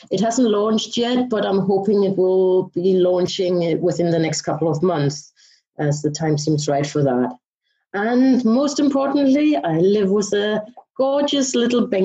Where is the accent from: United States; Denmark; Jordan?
Denmark; now in London, United Kingdom; I'm originally from Denmark, but I have lived in the UK and mainly in London most of my life.